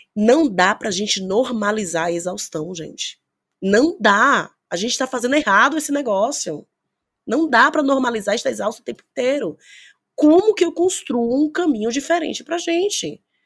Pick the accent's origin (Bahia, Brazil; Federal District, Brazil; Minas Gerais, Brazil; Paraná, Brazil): Bahia, Brazil; Eu sou baiana